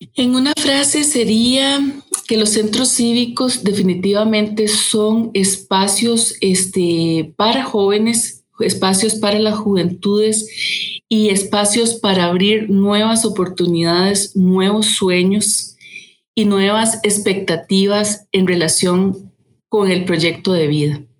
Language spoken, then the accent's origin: Spanish; Costa Rica; como costarricenses